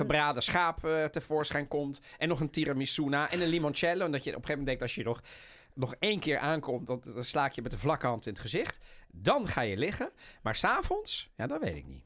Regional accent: The Hague, South Holland, Netherlands; ik als kleine jongen in Den Haag

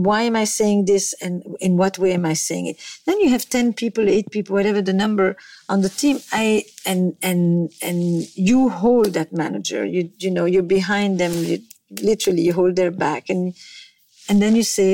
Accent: Belgium; moved away; I come from Belgium

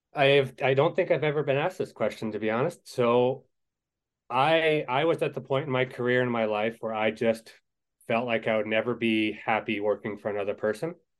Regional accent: Maine, United States; moved away as an adult; now in Madison, United States; I am from the state of Maine originally.

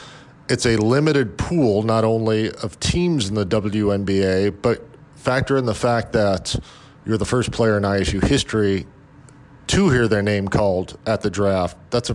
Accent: Chicago, Illinois, United States; I am from Chicago.

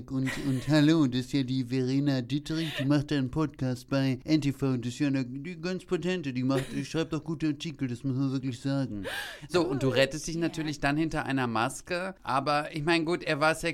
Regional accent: Greece; Ich bin ja Griechin. Das ist bei mir halbe Portion.

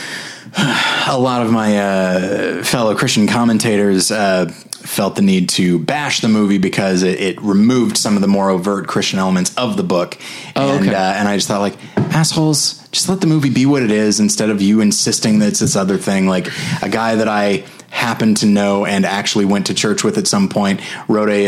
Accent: California, United States; moved away; also born or lived in Colorado / Missouri; I'm from California. Then I lived in Colorado, and then three years in Missouri

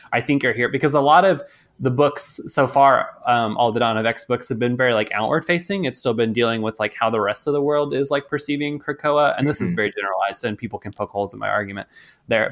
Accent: Texas, United States; I'm from Texas

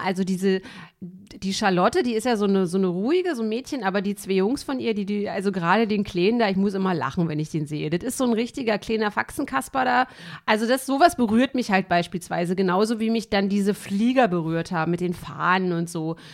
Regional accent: East Germany, Germany; ich irgendwie als Kind in der DDR

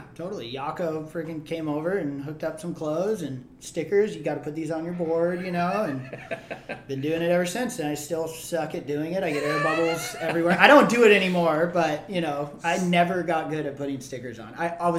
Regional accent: Hawaii, United States; And I'm growing up in Hawaii. And back then I had even more red hair.

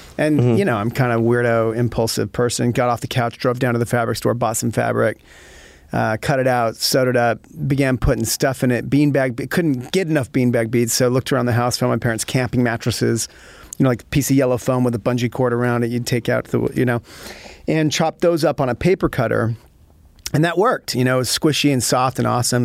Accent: Utah, United States; moved away; also born or lived in Connecticut; I'm originally from Utah

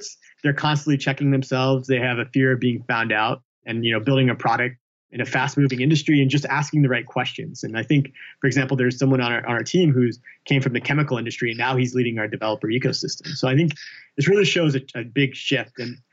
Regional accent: Alabama, United States; I grew up in Alabama

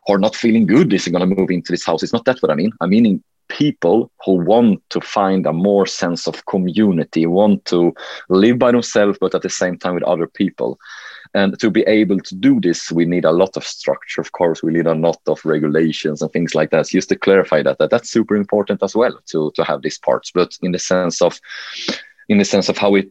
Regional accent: Helsingborg, Skåne, Sweden; accent: Swenglish; English is a second language; Helsingborg, my hometown.

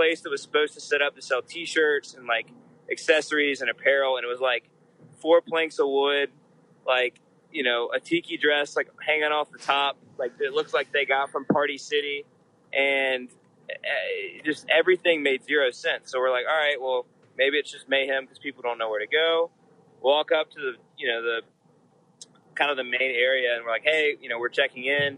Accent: Charlotte, North Carolina, United States; I'm from Charlotte.

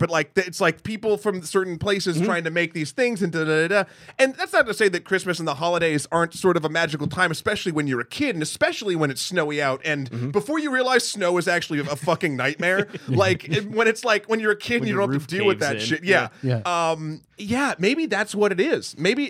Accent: New Hampshire, United States; I am from New Hampshire.

